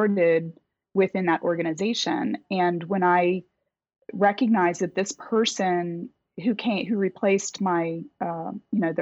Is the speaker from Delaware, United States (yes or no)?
yes; Delaware, United States; moved away as an adult; also born or lived in Virginia / Boston, Massachusetts; I grew up in Delaware